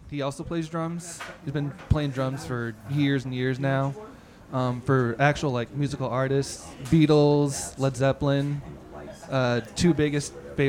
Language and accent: English; San Diego, California, United States; my hometown, San Diego.